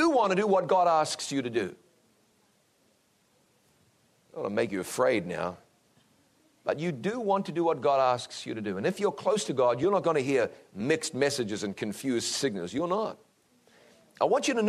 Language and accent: English; New Zealand; New Zealand, my home country